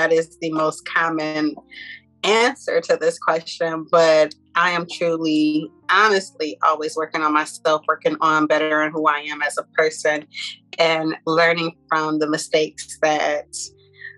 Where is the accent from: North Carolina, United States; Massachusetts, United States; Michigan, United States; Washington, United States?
Michigan, United States; Grand Rapids; I'm from Grand Rapids